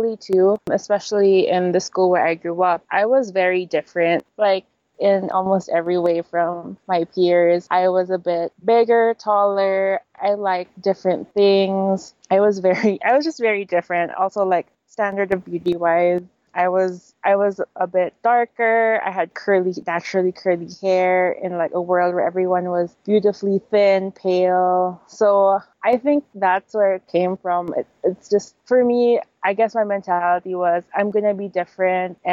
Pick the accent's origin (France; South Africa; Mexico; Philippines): Philippines; also born or lived in Manila, Philippines; I'm Filipino with a bit of Chinese, but I went to a Chinese school growing up